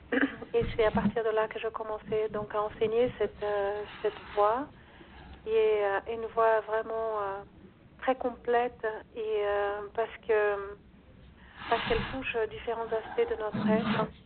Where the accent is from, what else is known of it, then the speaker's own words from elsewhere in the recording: Brazil; moved away as an adult; je suis née au Brésil, donc c'est là où j'ai fait mes premiers pas